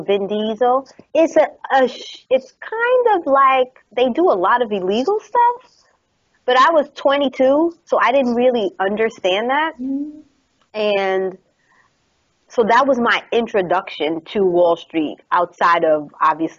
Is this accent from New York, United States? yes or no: yes; New York, United States; I'm from New York.